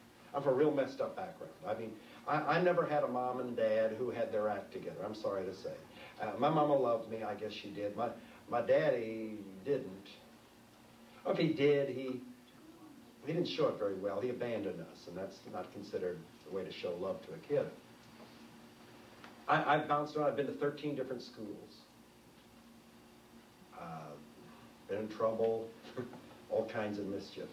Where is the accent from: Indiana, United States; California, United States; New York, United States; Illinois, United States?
New York, United States; New York City; I was born and raised in New York City